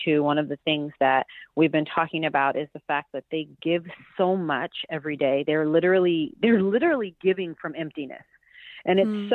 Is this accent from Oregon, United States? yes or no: no; Pasadena, California, United States; I'm from Pasadena, California